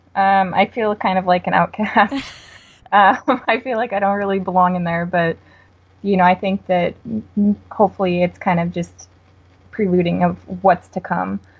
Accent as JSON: {"language": "English", "region": "Wisconsin", "country": "United States", "said": "I'm from Wisconsin."}